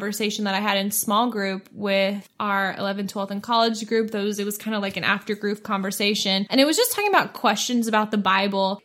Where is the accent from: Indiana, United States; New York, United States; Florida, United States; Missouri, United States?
Missouri, United States; I'm from Missouri, I grew up 30 minutes outside of the University of Missouri